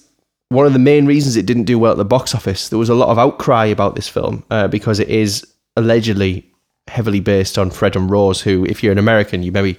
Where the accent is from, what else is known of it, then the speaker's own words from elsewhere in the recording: United Kingdom; as a Brit, I'm too polite